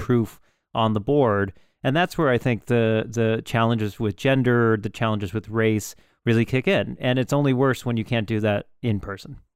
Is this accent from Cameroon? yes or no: no; Youngstown, Ohio, United States; I was born in Youngstown.